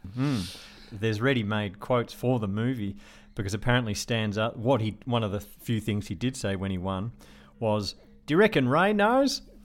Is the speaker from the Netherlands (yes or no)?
no; Melbourne, Victoria, Australia; Port Melbourne, which was where I was growing up